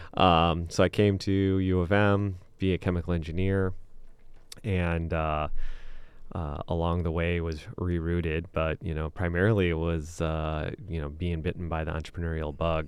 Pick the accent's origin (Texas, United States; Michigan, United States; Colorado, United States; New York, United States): Michigan, United States; Okemos; moved away as an adult; also born or lived in West Lafayette, Indiana; now in Ann Arbor, United States; I'm from the Lansing area